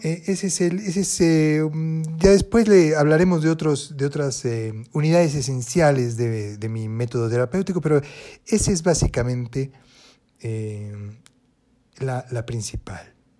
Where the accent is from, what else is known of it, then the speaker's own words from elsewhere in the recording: Buenos Aires Province, Argentina; also born or lived in Paris; yo soy eh, argentina, nací en Buenos Aires, provincia de Buenos Aires